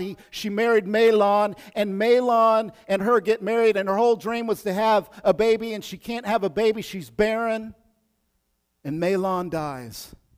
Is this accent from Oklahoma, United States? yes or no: yes; Oklahoma, United States; I'm from Oklahoma, I know about those Bodunk towns.